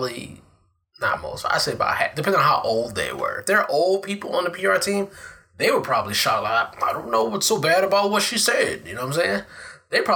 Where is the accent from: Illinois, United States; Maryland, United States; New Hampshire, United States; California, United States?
Maryland, United States; Capitol Heights; I'm from Capitol Heights. I live, like, right up the street.